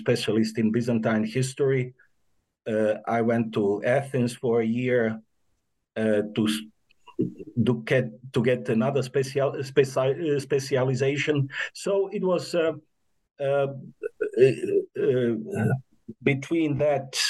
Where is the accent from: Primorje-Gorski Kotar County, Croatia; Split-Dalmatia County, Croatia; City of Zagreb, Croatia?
City of Zagreb, Croatia; Zagreb; I was born in Zagreb. I graduated in Zagreb